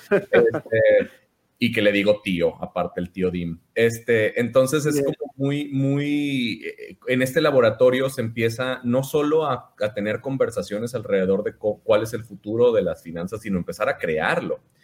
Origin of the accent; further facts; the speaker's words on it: Mazatlán, Sinaloa, Mexico; moved away as an adult; now in Monterrey, Mexico; yo soy de Mazatlán, Sinaloa. Tengo, cumplí 18 años aquí en Monterrey viviendo. Me vine a estudiar la, carrera aquí al TEC de Monterrey